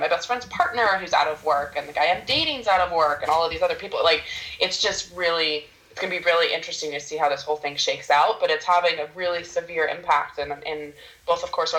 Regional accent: Tacoma, Washington, United States; also born or lived in Portland, Oregon; now in Seattle, United States; I grew up in Tacoma, which is about an hour outside of Seattle. My parents are still in the same house I grew up in. So that was 18 years, moved down to Portland, Oregon for college, and then went back to Seattle and have been in Seattle since I graduated.

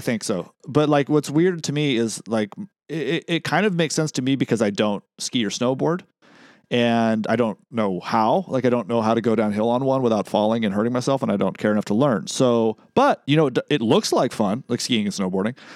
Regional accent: West Coast, United States; I'm from the West Coast.

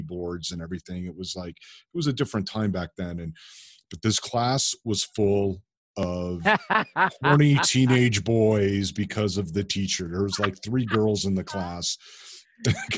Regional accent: Chicago, Illinois, United States; I'm from Chicago, in case you can't hear it in my accent

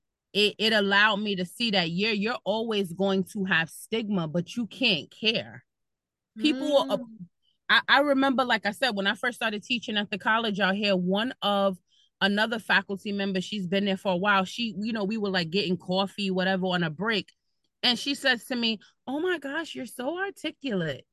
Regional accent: New York City, New York, United States; moved away as an adult; now in Bergen County, United States; I'm originally from Brooklyn and now I live in Bergen County. And what I was taught in the city, like growing up in New York

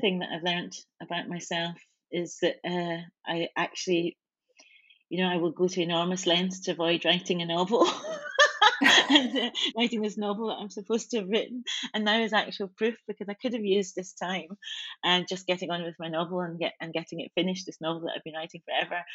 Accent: Scotland, United Kingdom; I've had such an interesting relationship with my country, Scotland, being black and being Scottish

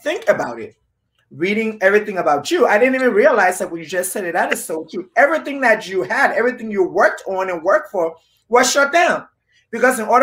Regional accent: Liberia; moved away; we, some of us who probably were born and raised in Liberia

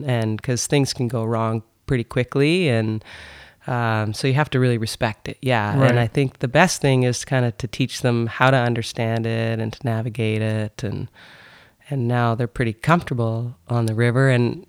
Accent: North Bay, Ontario, Canada; I grew up in North Bay

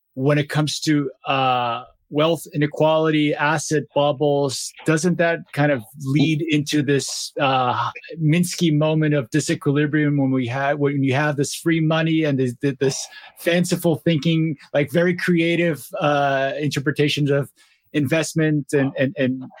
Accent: Brazil; moved away; I'm, I'm from Brazil originally

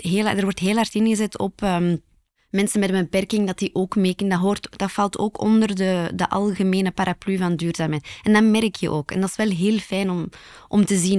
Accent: Belgium; Als typische Belg

